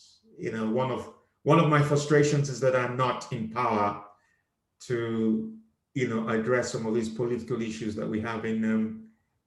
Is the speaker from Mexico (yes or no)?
no; Nigeria; moved away; also born or lived in Liverpool; I was born in Liverpool and I went back when I was age 5 to Nigeria.